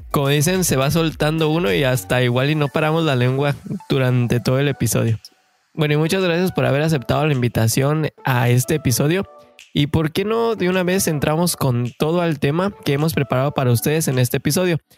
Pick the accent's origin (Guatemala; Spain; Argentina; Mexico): Mexico; como saben, somos mexicanos de corazón que venimos en busca del famosísimo sueño canadiense.